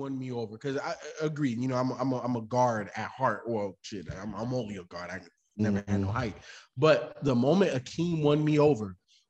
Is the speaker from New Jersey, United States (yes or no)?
no; Chicago, Illinois, United States; I'm from Chicago.